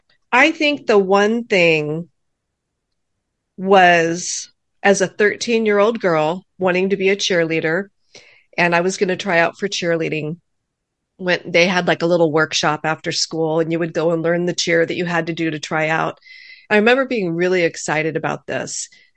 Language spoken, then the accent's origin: English; California, United States; Well, I was actually born and raised in Orange County, California.